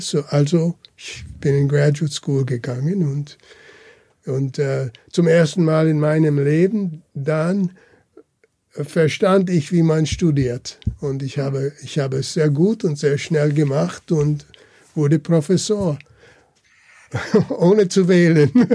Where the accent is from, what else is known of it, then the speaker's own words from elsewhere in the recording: Cincinnati, Ohio, United States; German is a second language; Ich bin kurz nachher geboren in Cincinnati